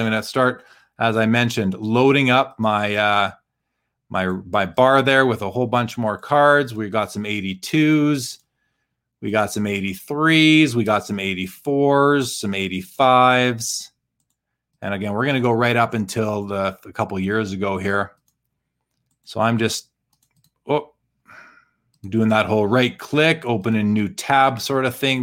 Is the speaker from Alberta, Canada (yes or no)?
yes; Calgary, Alberta, Canada; my hometown Flames